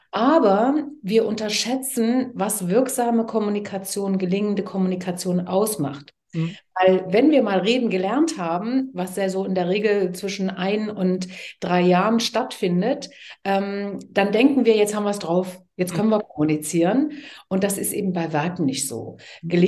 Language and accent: German; Leipzig, Saxony, Germany; Ich bin ein Kind der DDR. Ich bin geboren und aufgewachsen in Leipzig, wo ich auch inzwischen wieder lebe und zwar sehr gern wieder lebe.